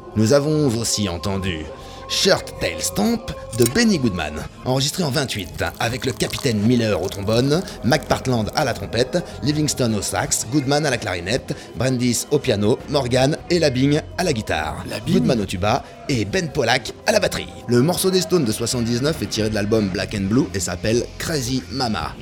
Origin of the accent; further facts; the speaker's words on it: France; je suis français